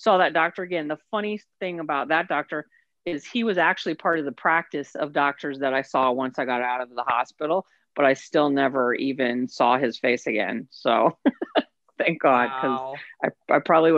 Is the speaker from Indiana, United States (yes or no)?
yes; Indiana, United States; moved away; also born or lived in West Virginia / Cicero, Indiana / Atlanta; Tiny, tiny Indiana town. I grew up in Indiana.